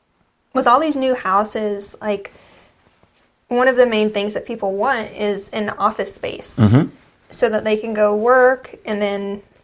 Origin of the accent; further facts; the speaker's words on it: the South, United States; accent: southern; I'm from New York. I just can't do it. I'm too southern.